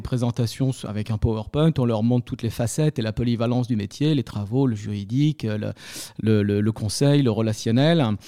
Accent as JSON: {"language": "French", "town": "Paris", "region": "Île-de-France", "country": "France", "tie": "born or raised there", "also_born_or_lived": "Béziers", "said": "je suis un Parisien, je suis un titi parisien, même si je suis né à Béziers"}